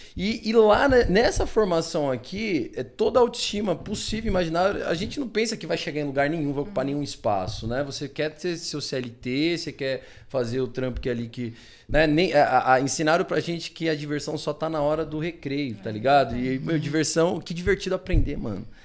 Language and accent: Portuguese; São Paulo, Brazil; born or raised there